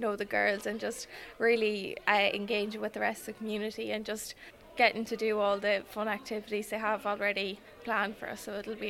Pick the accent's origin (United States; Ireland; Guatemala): Ireland; Kiltyclogher, Connacht; I am this year's Leitrim Rose, and I am from Kilty Clogher, County Leitrim.